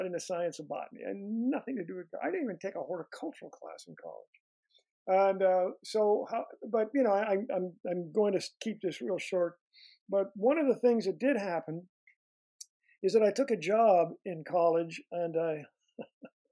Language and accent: English; Canada; moved away as an adult; also born or lived in Montreal area; now in United States; my time in Canada, it's because that's where I grew up.